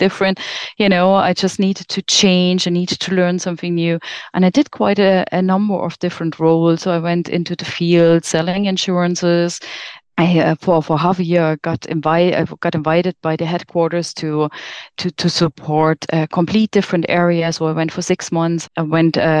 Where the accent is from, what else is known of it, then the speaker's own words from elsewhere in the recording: Germany; moved away as an adult; I'm from Germany